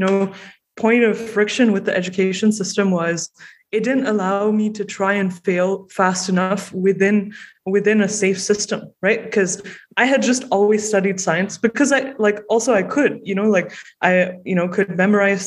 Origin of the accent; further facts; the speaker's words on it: Malaysia; moved away as an adult; now in Toronto, Canada; I grew up in Malaysia and I moved to Toronto.